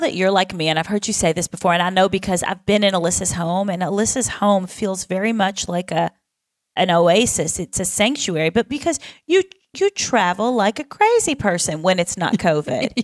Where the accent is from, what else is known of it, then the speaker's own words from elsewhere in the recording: the South, United States; I am also from the South